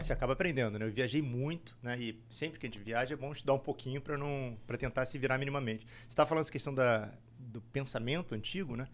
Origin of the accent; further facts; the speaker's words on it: Rio de Janeiro, Brazil; moved away as an adult; also born or lived in Recife; now in United States; Eu sou do Rio